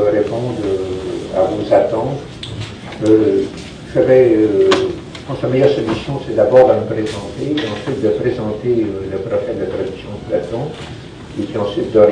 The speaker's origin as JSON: {"language": "French", "region": "Quebec", "country": "Canada", "tie": "born or raised there", "said": "vous voyez peut-être à mon accent, je ne sais pas s'il euh, est encore euh, très fort. Je suis québécois, donc je suis né euh, ici en 1946."}